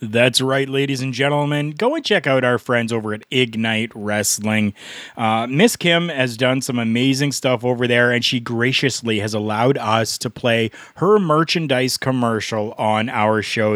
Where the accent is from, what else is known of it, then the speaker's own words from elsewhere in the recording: Canada; I'm Canadian. I call it pop.